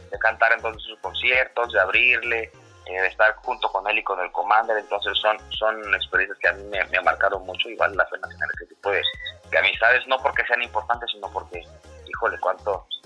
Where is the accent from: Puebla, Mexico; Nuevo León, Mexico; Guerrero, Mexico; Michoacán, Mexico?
Guerrero, Mexico; Acapulco; pues norteño no soy, soy de Acapulco.